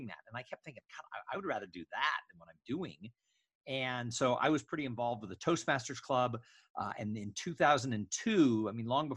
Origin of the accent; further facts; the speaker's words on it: Los Angeles, California, United States; moved away as an adult; also born or lived in San Diego / Bay Area / Austin, Texas; I grew up in the suburbs of Los Angeles, California